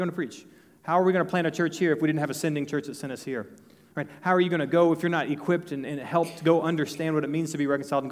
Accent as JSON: {"language": "English", "area": "northeast of Dallas", "region": "Texas", "country": "United States", "lives_now": "New Braunfels, United States", "said": "I'm from Texas. I'm from northeast of Dallas."}